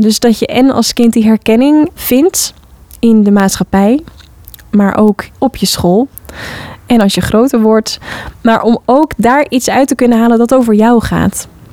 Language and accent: Dutch; Hoorn, North Holland, Netherlands; Ik heb zelf op de vrije school gezeten als kind in Hoorn, de Parsifal. West-Friese Vrije School de Parsifal heette het altijd